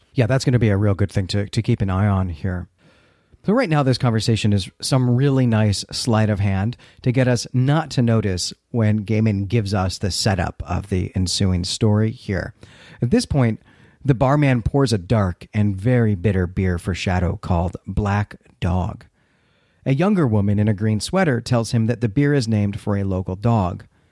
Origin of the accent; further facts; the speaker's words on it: United States; moved away as an adult; also born or lived in Northern England; I'm an American, but I've lived in England